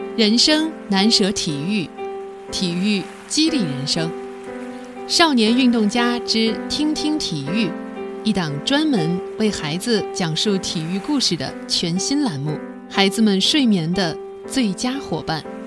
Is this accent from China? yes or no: yes; China; 我们是中国人